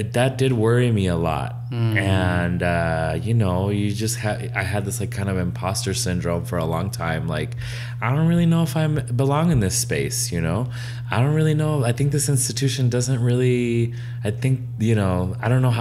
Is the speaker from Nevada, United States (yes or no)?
yes; Las Vegas, Nevada, United States; growing up in Vegas